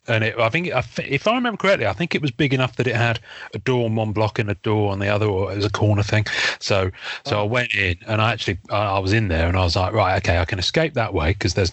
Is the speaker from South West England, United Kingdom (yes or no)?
yes; Devon, South West England, United Kingdom; I'm white bread from Devon in England